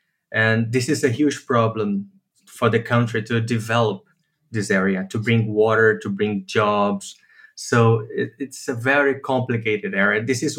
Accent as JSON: {"language": "English", "region": "Midwest", "country": "United States", "tie": "born or raised there", "said": "I grew up in the Midwest, but my whole family come from there."}